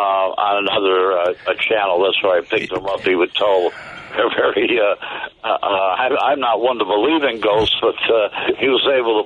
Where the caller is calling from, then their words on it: Joliet, Illinois, United States; I'm phoning in from Joliet